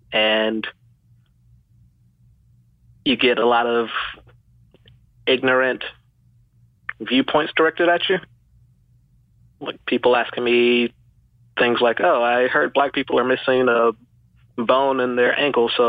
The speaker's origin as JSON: {"language": "English", "region": "Georgia", "country": "United States", "tie": "born there", "also_born_or_lived": "the South", "said": "I'm a military brat, so I grew up in the South and then a bunch of other places. I was born in the South, though. Yeah, born in Georgia."}